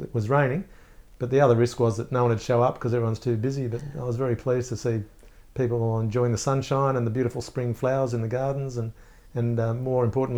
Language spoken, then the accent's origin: English; Melbourne, Victoria, Australia; I'm from Melbourne, I want to see a bit of Sydney.